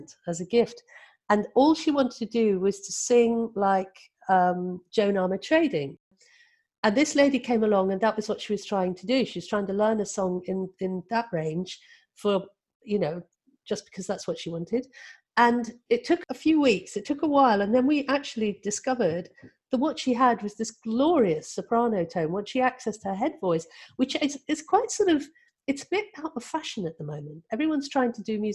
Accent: Cornwall, South West England, United Kingdom; moved away as an adult; also born or lived in London; I was brought up in a culture where we all sang. You know, I was from Cornwall

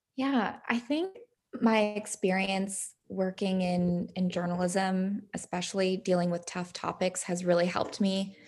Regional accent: San Diego, California, United States; it was really fun to grow up there

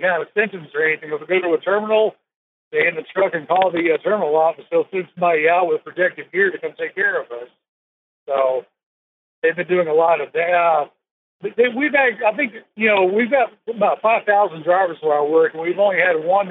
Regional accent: San Antonio, Texas, United States; I'm from San Antonio, Texas.

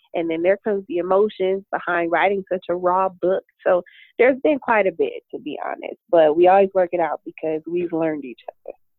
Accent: Detroit, Michigan, United States; now in Phoenix, United States; I am originally from Detroit, Michigan, but I live in sunny Phoenix, Arizona

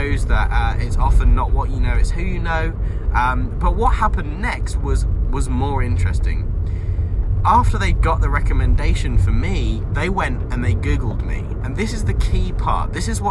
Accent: Devon, South West England, United Kingdom; I grew up in Devon

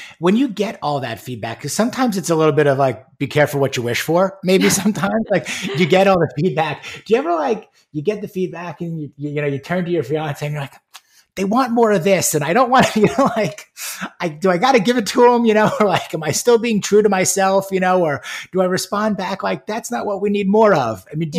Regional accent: New York, United States; also born or lived in Michigan; now in Houston, United States; having been born and raised in New York, going to school in Michigan, and now being in Houston, Texas

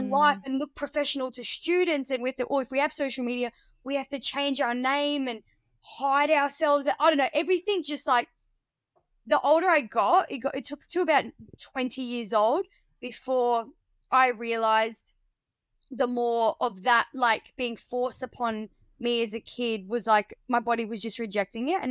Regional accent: Barmera, South Australia, Australia; also born or lived in Adelaide, South Australia; I'm originally from rural country Australia, well, South Australia, in a town called Barmer. It's like a region, it's called the Riverland

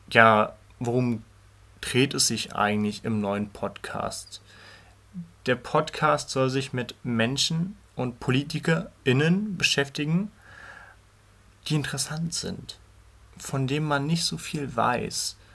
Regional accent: Berlin, Germany; Ich bin 16 Jahre alt. Ich komme aus Berlin. Genauer zu sein aus dem schönsten Stadtteil Berlins, den Berliner Wedding.

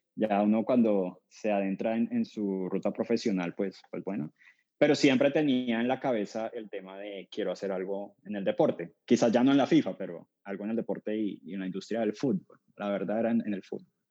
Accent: Cali, Valle del Cauca, Colombia; moved away; soy colombiano, nací en Cali, Santiago de Cali, que es la tercera ciudad de Colombia

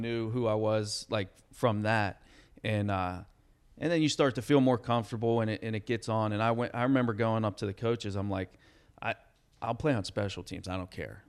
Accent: Pittsburgh, Pennsylvania, United States; I'm in my hometown.

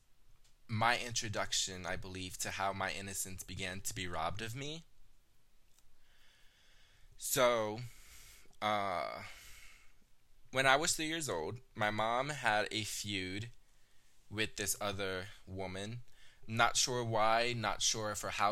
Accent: Texas, United States; I was born in Texas. My biological mother had me in Texas, and we stayed there

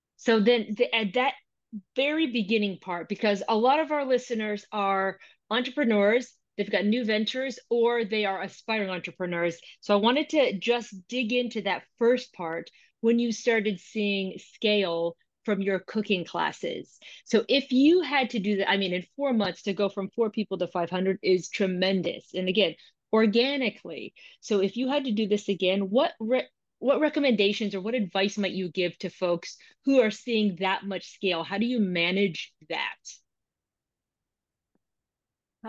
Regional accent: United States; now in London, United Kingdom; I'm American, I'm based in London, but I'm American

